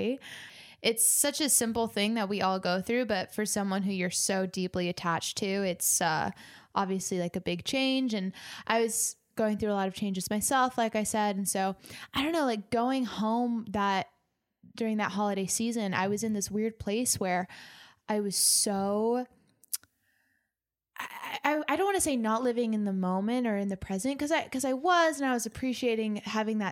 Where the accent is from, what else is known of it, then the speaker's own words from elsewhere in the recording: Northern California, United States; now in Los Angeles, United States; I grew up in Northern California. And so when I moved to Los Angeles